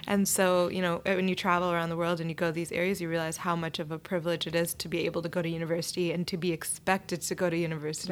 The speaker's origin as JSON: {"language": "English", "town": "Oak Park", "region": "Illinois", "country": "United States", "tie": "born or raised there", "said": "I grew up in Oak Park. It was a very diverse community"}